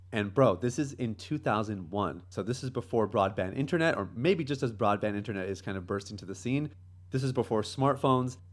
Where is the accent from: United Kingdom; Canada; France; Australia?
Canada; moved away as an adult; now in Jamaica; I grew up in Canada. Uh, that's kind of home for me.